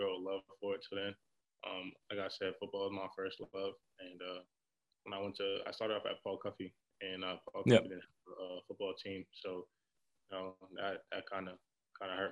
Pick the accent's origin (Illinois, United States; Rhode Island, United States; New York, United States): Rhode Island, United States; Providence; I'm originally from Providence, from the north, about the north side of Providence.